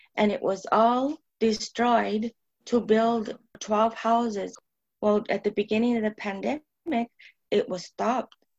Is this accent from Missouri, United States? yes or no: no; Tucson, Arizona, United States; surrounding barrio where I was born and my father was raised